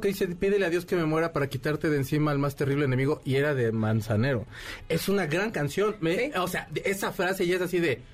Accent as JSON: {"language": "Spanish", "country": "Mexico", "said": "por ser mexicano"}